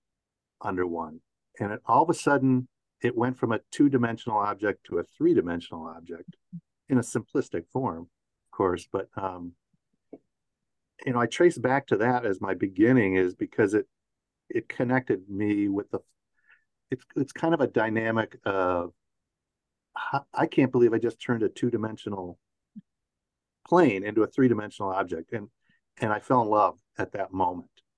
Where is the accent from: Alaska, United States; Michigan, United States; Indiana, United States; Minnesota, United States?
Michigan, United States; Detroit; moved away as an adult; I moved back to Michigan, to my hometown of Detroit